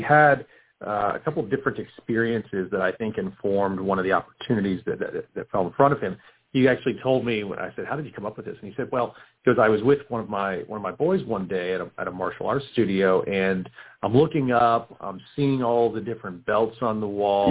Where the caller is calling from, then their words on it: Houston, Texas, United States; I am calling from Houston, Texas